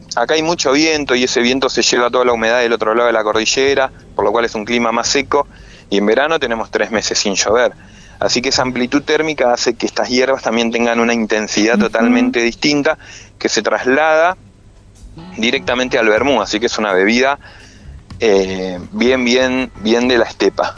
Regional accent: Buenos Aires, Argentina; moved away as an adult; also born or lived in Bariloche; now in Dina Huapi, Argentina; Yo soy nacido en Buenos Aires

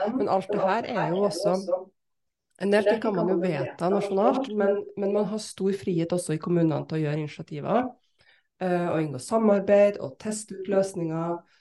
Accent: Bodø, Nordland, Norway; also born or lived in Trondheim; født i Trondheim, ja, men uh, vokste opp også i Bodø. Ja. Nå har jeg to dialekter.

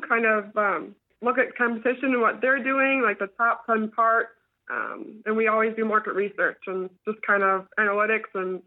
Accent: Ohio, United States; moved away as an adult; I'm originally from Ohio

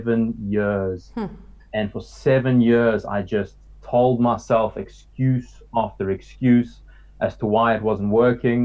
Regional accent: South Africa; growing up in South Africa and eating a lot of meat all my life

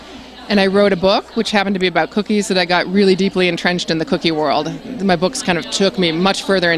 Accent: St. Louis, Missouri, United States; St. Louis, Missouri, which is my hometown

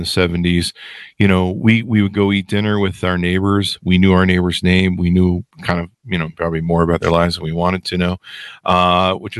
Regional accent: United States; I'm American.

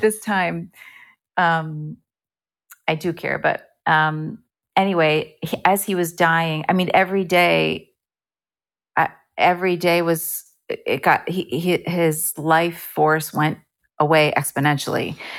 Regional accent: Bernardsville, New Jersey, United States; moved away as an adult; also born or lived in Evanston, Illinois; I grew up in New Jersey, and I wanted to perform. I enjoyed, uh, music and singing and performing in my little high school in Bernardsville, New Jersey

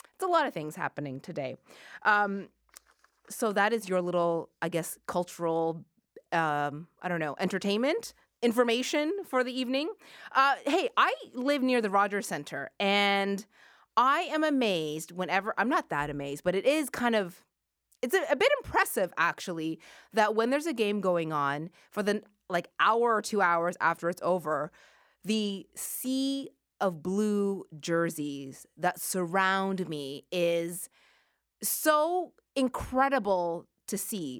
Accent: Halifax, Nova Scotia, Canada; we were growing up in Halifax, Nova Scotia.

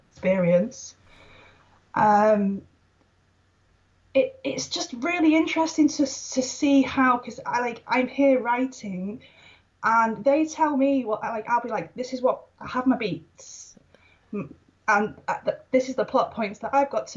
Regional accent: Wales, United Kingdom; moved away as an adult; now in Preston, United Kingdom; I'm from Wales. I'm from Wales

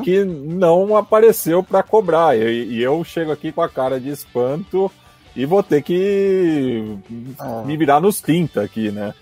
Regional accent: São Paulo, Brazil; eu sou da Zona Oeste

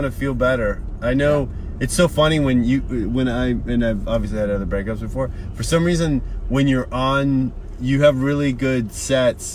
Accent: Canada; moved away as an adult; now in United States; I'm Canadian, so I've immigrated to the States

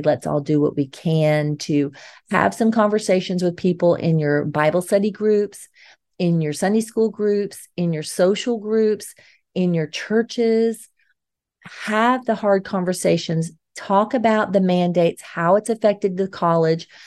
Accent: Georgia, United States; moved away as an adult; we've both been raised in Georgia, even though we've spent some time in other states throughout our adult life

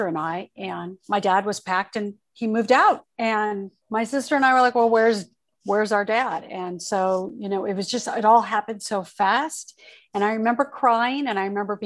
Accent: Torrance, California, United States; also born or lived in Oakland, California / Redondo Beach, California / Hawthorne, California / Orange County, California; I was born in Oakland and I was raised, we moved from Oakland to Torrance, California, and I was raised in Southern California

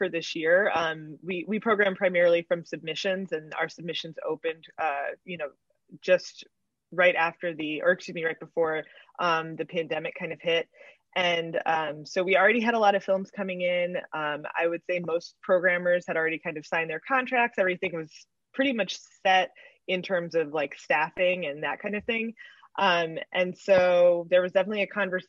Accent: Chicago, Illinois, United States; I'm from Chicago

